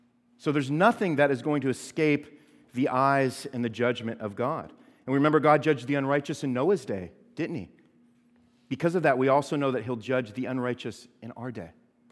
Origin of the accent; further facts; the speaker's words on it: California, United States; I came from California where there's no basements, okay, because we had earthquakes